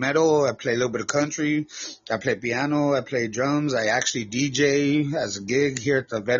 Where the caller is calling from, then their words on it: Texas, United States; I'm from Texas.